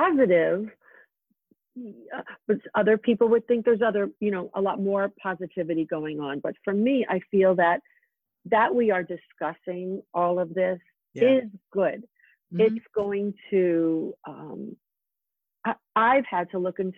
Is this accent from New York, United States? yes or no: yes; Freeport, New York, United States; moved away; Freeport near Jones Beach